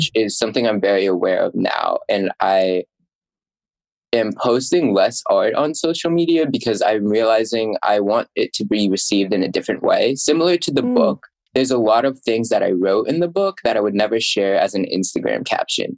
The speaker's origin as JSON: {"language": "English", "region": "Pennsylvania", "country": "United States", "tie": "born or raised there", "moved": "as an adult", "lives_now": "New York, United States", "said": "my hometown of Central Pennsylvania. So or not Central Pennsylvania, just Pennsylvania."}